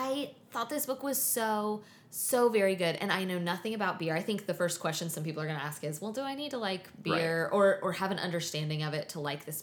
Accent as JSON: {"language": "English", "region": "the South", "country": "United States", "said": "I'm a teetotaler from the South"}